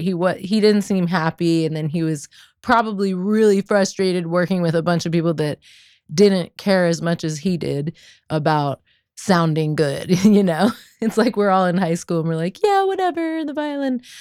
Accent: Kensington, Maryland, United States; right outside of DC in Kensington

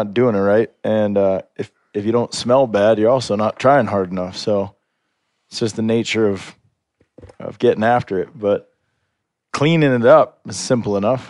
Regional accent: Ohio, United States; now in Montana, United States; I grew up in Ohio hunting deers

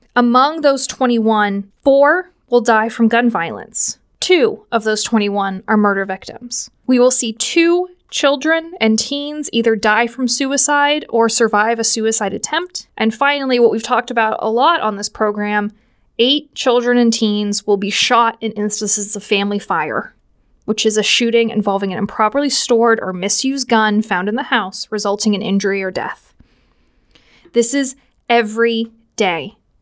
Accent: Washington, Pennsylvania, United States; I am from the Pittsburgh area. I hail from good old Washington, P A, which essentially makes me a yinzer.

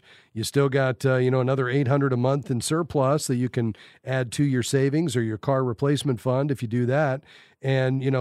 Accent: South Florida, United States; I'm from South Florida myself

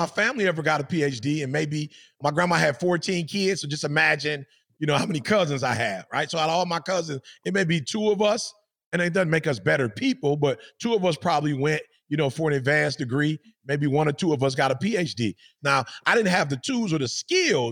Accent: Detroit, Michigan, United States; I'm from Detroit.

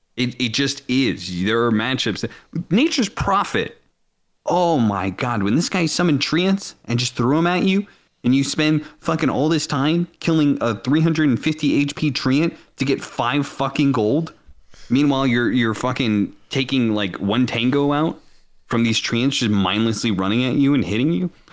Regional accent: Seattle, Washington, United States; I grew up in Seattle

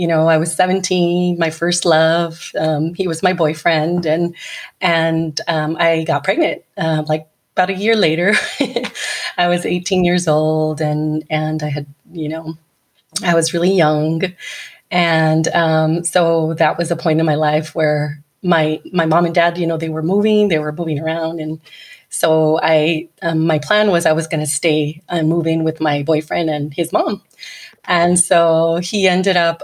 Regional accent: California, United States; also born or lived in Fontana, California / Porterville, California / Colton, California; now in Pico Rivera, United States; I've lived a lot of places in California. I lived in Porterville, a small town in the Central Valley. But I was born in Fontana

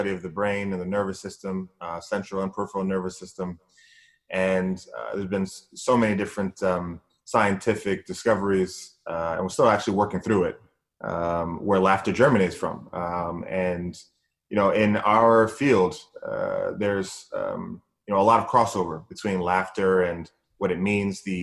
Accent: New Jersey, United States; also born or lived in Bahamas; Our family came from the Bahamas, and we grew up in New Jersey, and I'm the last of five boys

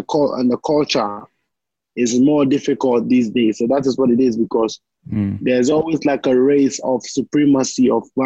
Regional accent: Volta, Ghana; I'm a Ghanaian, but I know my roots. My roots go way down into an Anglo

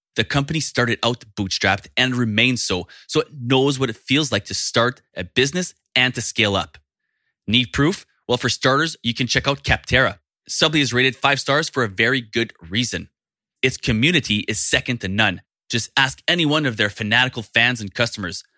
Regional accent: Canada; as a Canadian

